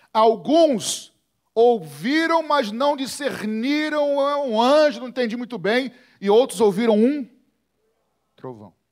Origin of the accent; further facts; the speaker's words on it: Rio de Janeiro, Brazil; also born or lived in Botafogo, Rio de Janeiro; Eu morava com meu pai, era solteiro, morava na época em Botafogo. Eu fui criado mais no Andaraí, né, perto do Grajaú, mas morava com meu pai em Botafogo.